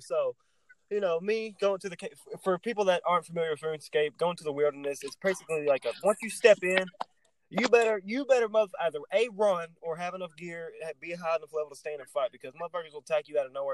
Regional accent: Texas, United States; I'm from Texas.

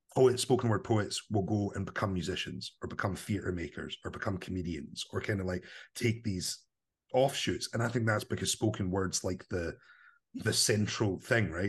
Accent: Livingston, Scotland, United Kingdom; I grew up in Livingston, kind of new town

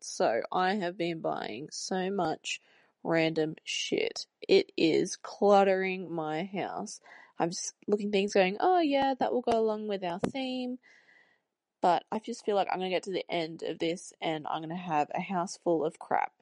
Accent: Canberra, Australian Capital Territory, Australia; accent: Australian; I am from Canberra, if you couldn't hear my Australian accent

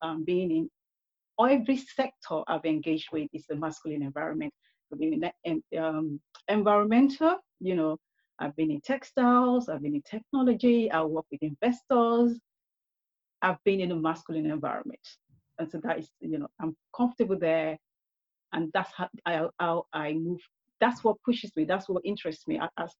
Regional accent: Nigeria; also born or lived in United Kingdom; Growing up in Nigeria, but I have a mixed upbringing. I was growing up in the UK at the same time

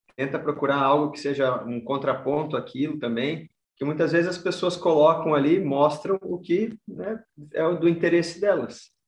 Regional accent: Caçador, Santa Catarina, Brazil; now in Florianópolis, Brazil; eu sou do, do meio oeste aqui, sou lá de Caçador

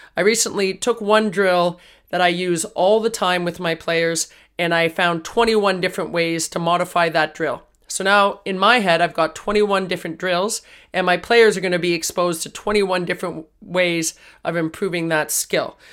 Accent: Toronto, Ontario, Canada; We're from Toronto

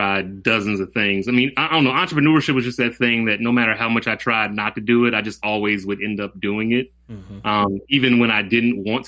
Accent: Atlanta, Georgia, United States; also born or lived in Stone Mountain; growing up on the East Side, you know, growing up downtown, growing up to Stone Mountain

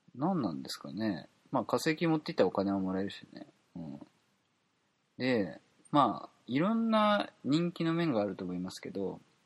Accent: Kansai, Japan; accent: Kansai dialect; 関西弁が出て

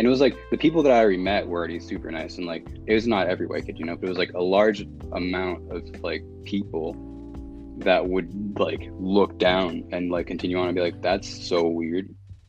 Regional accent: Massachusetts, United States; also born or lived in Bronx / Yonkers / Salem / Boston; now in Newton, United States; I was born in the Bronx, I moved to Yonkers, and I moved to like Salem, Massachusetts, and then I moved to like to all these different areas around Boston, and I lived in Boston for a bit, and now I'm like in Newton

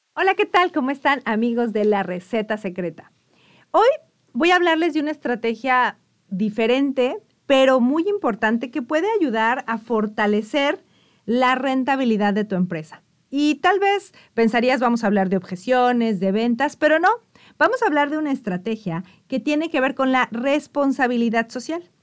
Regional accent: Mexico; muchos mexicanos no conocemos

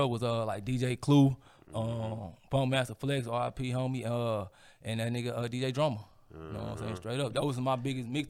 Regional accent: St. Louis, Missouri, United States; I'm from the north side, bro. So at the end of the day, I'm still a St. Louis nigga, bro.

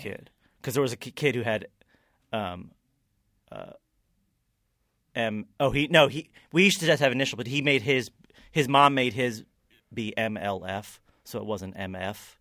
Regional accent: Kentucky, United States; growing up in Kentucky

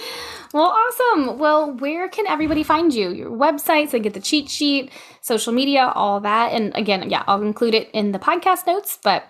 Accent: Louisiana, United States; I don't know if it's just because I'm from Louisiana and the air is like stagnant and everything is like brown.

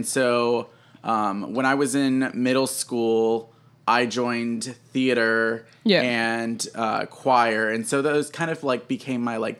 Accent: Houston, Texas, United States; So I'm originally from Houston. I grew up in the Cypress area.

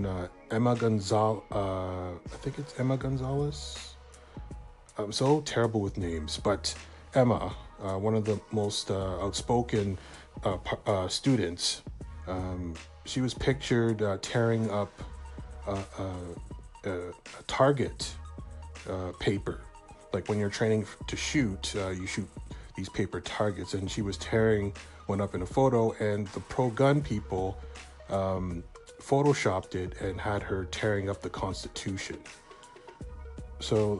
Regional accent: Canada; I'm a Canadian

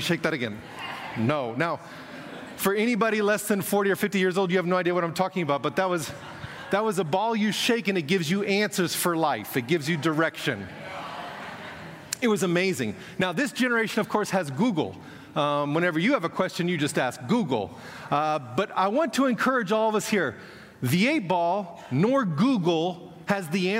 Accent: Kansas, United States; moved away as an adult; now in Moscow, Russia; I was born in Kansas, but 29 years ago moved on to the mission field and have been there ever since.

